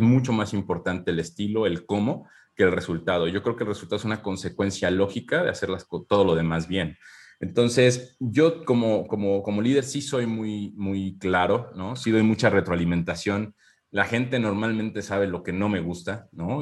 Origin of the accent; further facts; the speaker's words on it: Mexico; now in Querétaro, Mexico; somos muy empáticos como cultura mexicana